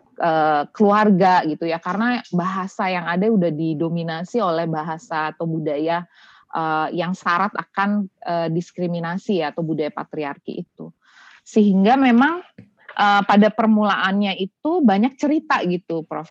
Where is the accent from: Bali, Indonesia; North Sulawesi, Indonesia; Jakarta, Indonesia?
Bali, Indonesia; Denpasar; born or raised there; moved away